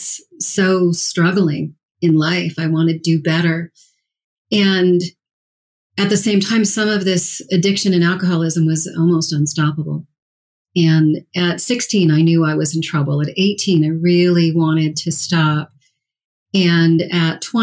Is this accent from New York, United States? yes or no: no; Colorado, United States; I grew up here in Colorado